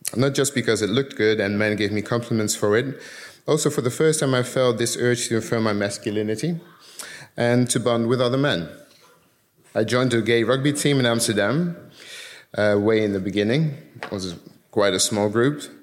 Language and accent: English; Curaçao; moved away; also born or lived in Netherlands; I was born in the Netherlands, and when I was seven, we moved to Curacao because my dad got a job there as a teacher